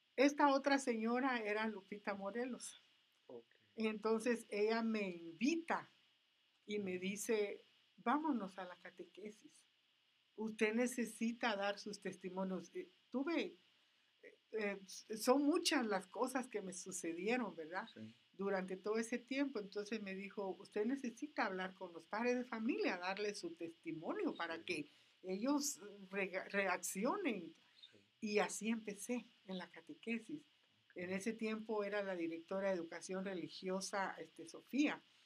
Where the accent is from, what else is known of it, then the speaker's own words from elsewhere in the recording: Flores, Petén, Guatemala; moved away; yo soy guatemalteca nací en, la, en la República de Guatemala, en el norte, en un lugar llamado Petén, en una isla llamada Flores